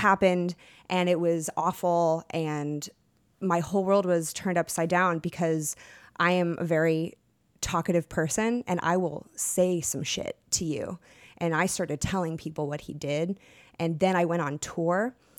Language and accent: English; Texas, United States; I'm from Texas